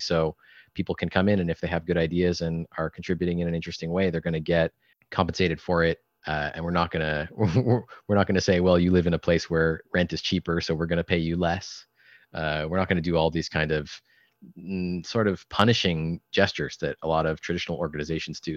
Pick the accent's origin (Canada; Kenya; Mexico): Canada; I'm Canadian